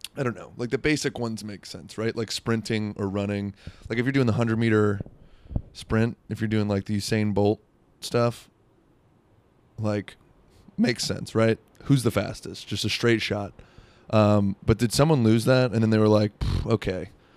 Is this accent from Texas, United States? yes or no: no; South Florida, United States; I'm from South Florida.